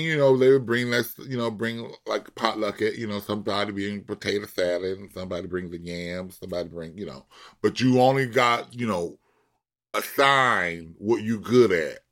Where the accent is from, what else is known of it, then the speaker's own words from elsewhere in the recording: Compton, California, United States; I'm from Compton